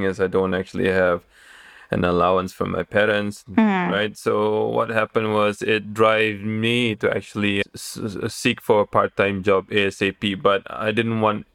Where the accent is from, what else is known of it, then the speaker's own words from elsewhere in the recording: Kota Kinabalu, Sabah, Malaysia; moved away as an adult; also born or lived in Kuala Lumpur, Malaysia / Thailand; So I'm from Kota Kinabalu. I'm from Sabah, the northern part of Borneo.